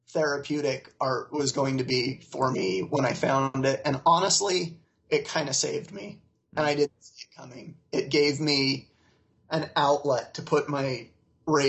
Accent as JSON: {"language": "English", "region": "Utah", "country": "United States", "tie": "born or raised there", "said": "I grew up in Utah County, Utah"}